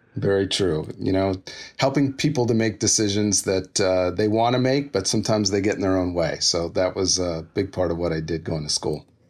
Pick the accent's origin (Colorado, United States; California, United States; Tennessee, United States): California, United States; Los Angeles; also born or lived in Inglewood; I was born and raised in L A, in and around L